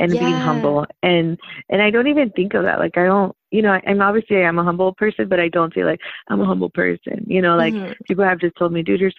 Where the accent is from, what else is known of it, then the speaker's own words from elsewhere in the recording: Compton, California, United States; also born or lived in Downey; people that grew up in Compton like me